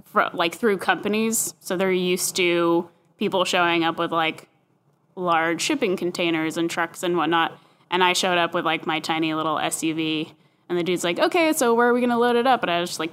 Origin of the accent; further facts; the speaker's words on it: Oakland, California, United States; where I grew up in California, in the North Bay in Oakland, like boba tea is equivalent with Starbucks